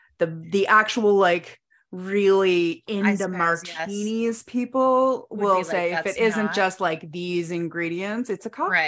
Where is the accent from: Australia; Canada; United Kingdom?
Canada; I'm a Canadian.